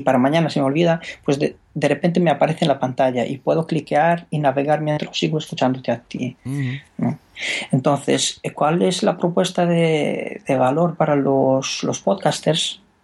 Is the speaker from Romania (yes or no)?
yes; Romania; Spanish is a second language; moved away as an adult; now in Spain; yo soy rumano.